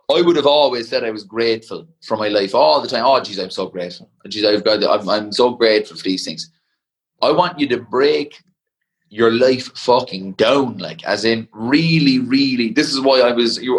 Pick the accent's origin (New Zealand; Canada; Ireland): Ireland; a power and a pride of being Irish